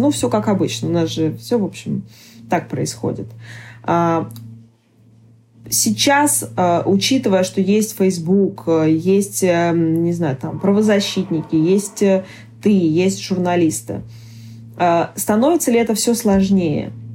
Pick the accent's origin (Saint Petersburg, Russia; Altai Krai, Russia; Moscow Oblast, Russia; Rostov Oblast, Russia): Altai Krai, Russia; Barnaul; я родилась в Барнауле.